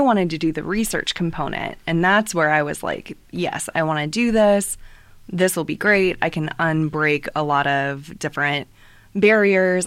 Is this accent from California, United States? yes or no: no; New Haven, Indiana, United States; I am from New Haven originally